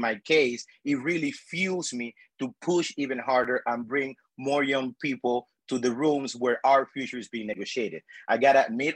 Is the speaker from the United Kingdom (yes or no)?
no; Panama; moved away as an adult; also born or lived in United States; I was born and raised in El Pájaro de Pece, a rural community at the heart of Panama's dry corridor